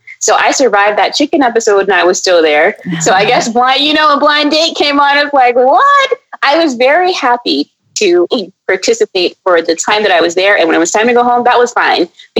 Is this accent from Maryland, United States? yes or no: yes; Maryland, United States; she's from Maryland and I grew up some time in Maryland.